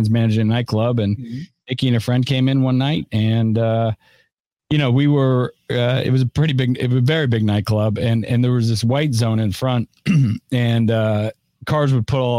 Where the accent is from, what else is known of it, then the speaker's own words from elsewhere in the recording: San Francisco, California, United States; moved away as an adult; now in Tampa, United States; I was born and raised in San Francisco, California